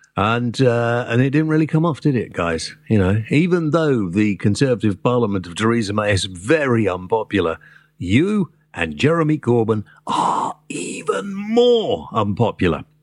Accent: Wales, United Kingdom; moved away; I'm a Welshman

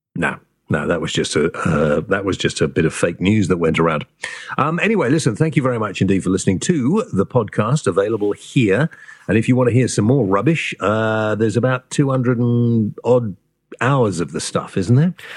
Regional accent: Wales, United Kingdom; I am Welsh and, uh, part of my family came from Prestatyn

